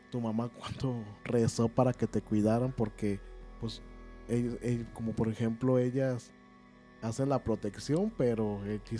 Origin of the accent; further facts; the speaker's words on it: Guadalajara, Jalisco, Mexico; somos de Guadalajara, Apóyenos, de Oblatos